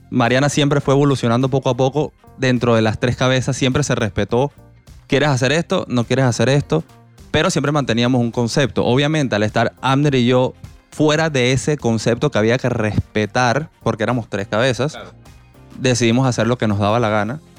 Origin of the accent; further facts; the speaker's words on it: Venezuela; now in Panama